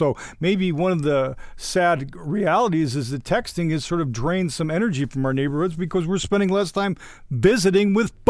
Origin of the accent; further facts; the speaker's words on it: Midwest, United States; I'm from the Midwest, so I say folks.